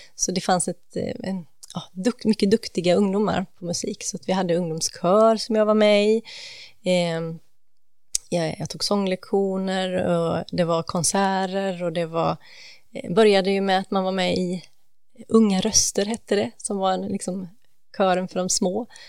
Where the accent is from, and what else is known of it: Gothenburg, Västra Götaland, Sweden; born or raised there